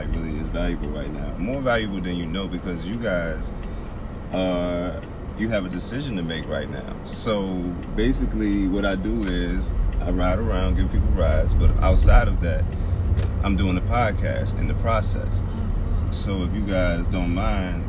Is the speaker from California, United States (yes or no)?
no; Lynchburg, Virginia, United States; Charlottesville I'm familiar with because I grew up in Lynchburg